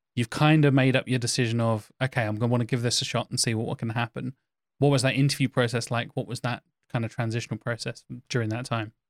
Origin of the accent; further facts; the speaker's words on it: Norfolk, East of England, United Kingdom; I'm from Norfolk. We are a farming county